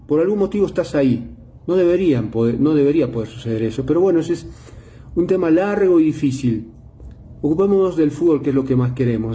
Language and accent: Spanish; Bolivia